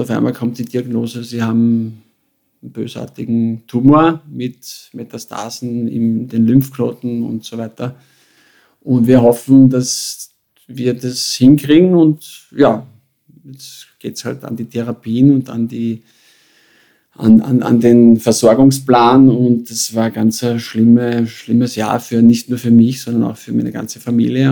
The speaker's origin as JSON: {"language": "German", "region": "Carinthia", "country": "Austria", "tie": "born or raised there", "moved": "as an adult", "said": "ich bin geboren in, worden in Kärnten, hineingeboren in eine schwierige Familienkonstellation"}